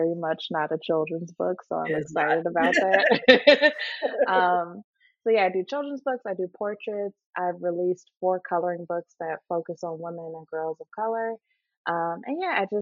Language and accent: English; Chicago, Illinois, United States; moved away as an adult; now in Los Angeles, United States; I'm originally from Chicago. I've been in LA for about almost 9 years now